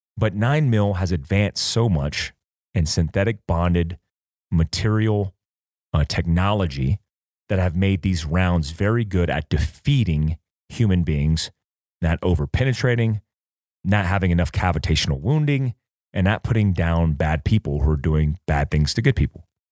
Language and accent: English; North Carolina, United States; I grew up in North Carolina